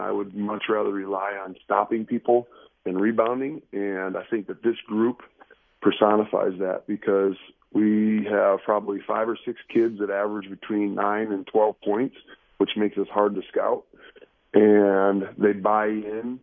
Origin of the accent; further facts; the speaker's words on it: Iowa, United States; moved away as an adult; now in Tucson, United States; I grew up in Iowa